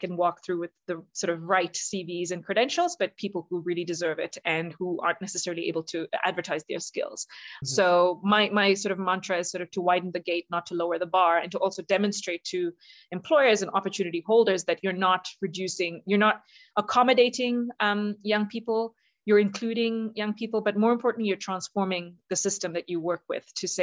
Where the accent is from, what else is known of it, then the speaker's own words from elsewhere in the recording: South India, India; moved away; I'm originally from India